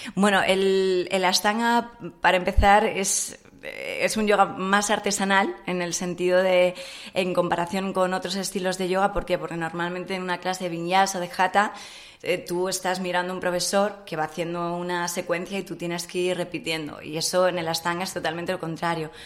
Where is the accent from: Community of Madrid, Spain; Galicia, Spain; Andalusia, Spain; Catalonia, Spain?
Community of Madrid, Spain; Madrid; Nací en Madrid